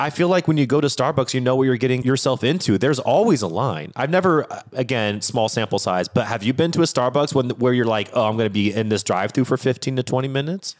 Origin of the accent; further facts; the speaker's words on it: Washington, United States; I'm born and raised in Washington State